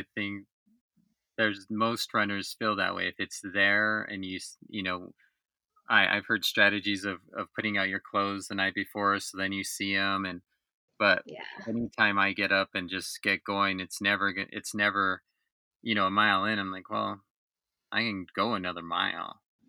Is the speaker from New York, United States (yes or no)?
yes; New York, United States; And again, going back to growing up in New York and being on the East Coast